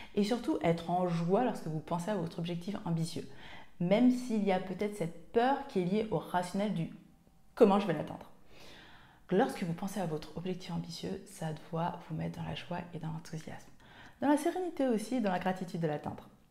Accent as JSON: {"language": "French", "country": "Martinique", "also_born_or_lived": "Seine-et-Marne", "moved": "yes", "said": "Je suis originaire de Martinique"}